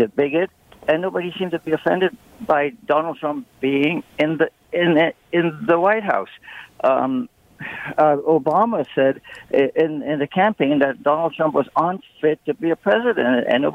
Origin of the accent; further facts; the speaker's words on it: United States; now in Canada; as an American